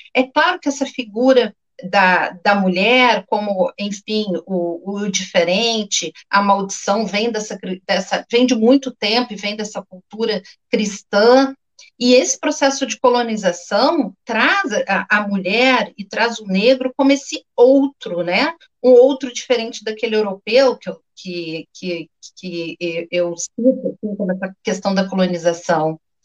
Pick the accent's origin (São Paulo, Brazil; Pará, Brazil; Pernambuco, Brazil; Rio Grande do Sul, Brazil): Rio Grande do Sul, Brazil; Porto Alegre; accent: gaúcho; moved away as an adult; now in Rio de Janeiro, Brazil; Estou há 18 anos aqui no Rio, mas enfim, nasci em Porto Alegre, fiz toda a minha história em Porto Alegre